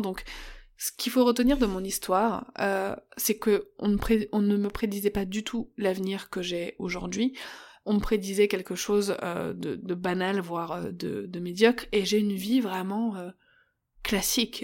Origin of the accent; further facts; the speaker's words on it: Paris, Île-de-France, France; moved away as an adult; Je suis parisienne, je suis née et j'ai grandi à Paris, dix-neuvième, jusqu'à mes vingt-cinq ans